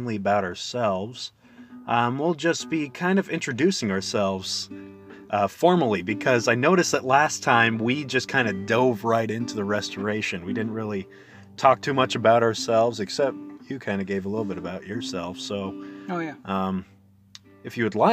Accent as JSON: {"language": "English", "town": "Lehi", "region": "Utah", "country": "United States", "said": "I'm from a town called Lehi, Utah."}